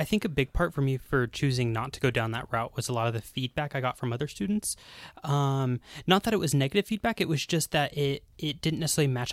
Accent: United States; moved away as an adult; now in Bulgaria; I'm an American, um, student full-time.

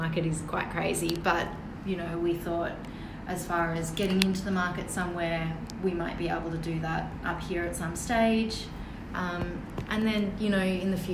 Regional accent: Melbourne, Victoria, Australia; moved away as an adult; now in Sunshine Coast, Australia; We've spent our whole lives growing up in Melbourne

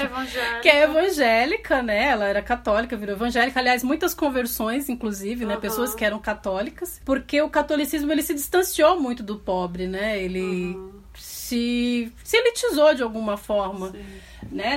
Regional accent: Brazil; eu que sou da Zona Leste

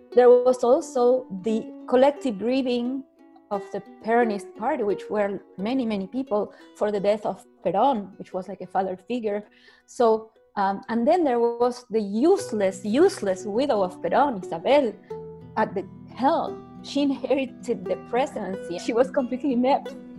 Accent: Argentina; moved away as an adult; now in Canada; I was born in Argentina, immigrated to Canada. I did law school in Argentina, and then I raised my family in Canada.

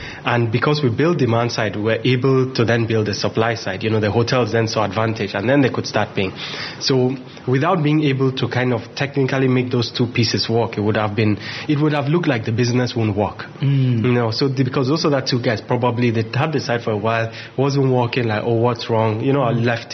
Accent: Akwa Ibom, Nigeria; I'm from Akwa, but I'm not from Calabar

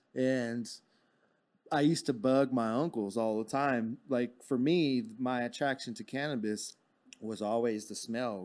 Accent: Fort Worth, Texas, United States; I actually grew up in Fort Worth. I was born in Fort Worth at John

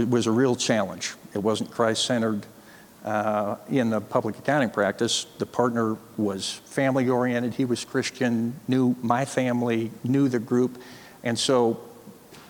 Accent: Chicago, Illinois, United States; also born or lived in Montana; I mostly grew up in the Chicago area

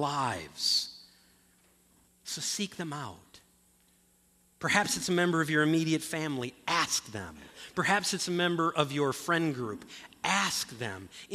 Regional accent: Ludington, Michigan, United States; moved away; a friend of mine who I grew up with up in Ludington

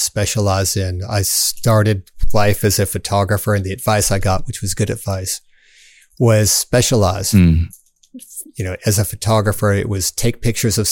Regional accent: Southern Cumberland Plateau, Tennessee, United States; I was born on the Southern Cumberland Plateau, and I love it

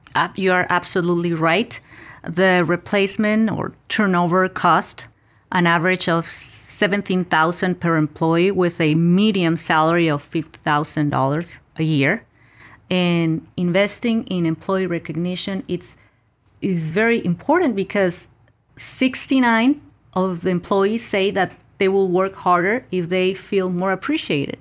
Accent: Mexico; moved away; I was born and raised in Mexico.

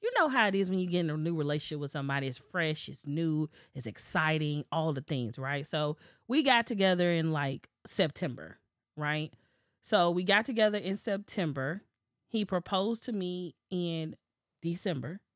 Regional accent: Memphis, Tennessee, United States; we're both from Memphis.

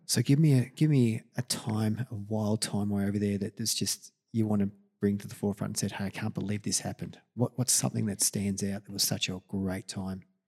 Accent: Australia; I'm from Australia

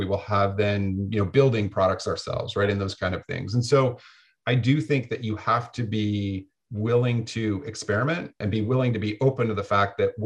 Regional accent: Canada; moved away as an adult; now in Santa Barbara, United States; being Canadian

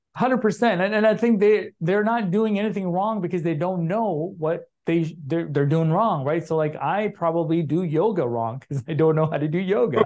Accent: Chicago, Illinois, United States; moved away; I grew up in Chicago.

